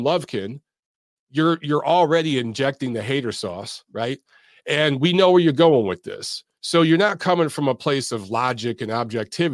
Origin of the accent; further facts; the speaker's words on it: Michigan, United States; I'm from Michigan